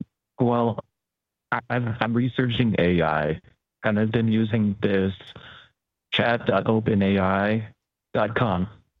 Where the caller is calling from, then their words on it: Hanover, New Hampshire, United States; No, I'm actually calling from Hanover.